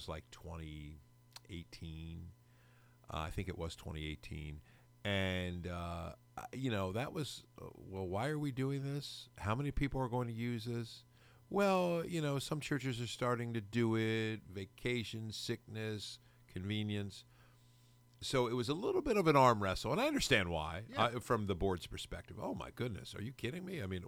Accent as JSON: {"language": "English", "country": "United States", "said": "We wouldn't learn his because, you know, we're American."}